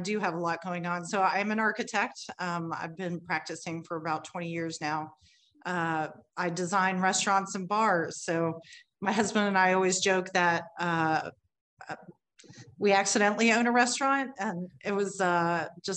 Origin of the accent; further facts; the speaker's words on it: Cincinnati, Ohio, United States; now in Kentucky, United States; I'm originally from Cincinnati. I was born in Cincinnati.